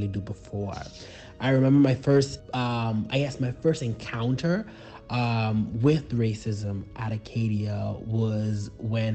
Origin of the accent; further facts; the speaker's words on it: Bahamas; I am from the Bahamas. That means that I am Bahamian.